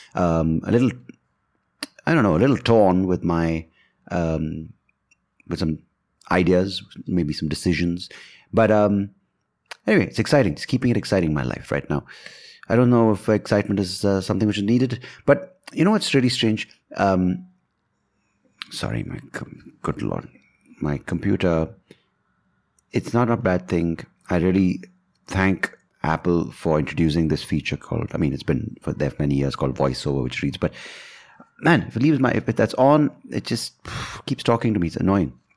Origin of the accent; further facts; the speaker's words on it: India; I'm an Indian